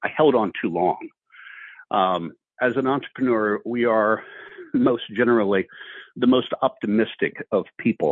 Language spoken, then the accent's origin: English; Ohio, United States; moved away as an adult; also born or lived in Houston, Texas; my wife and I were both born and raised in Ohio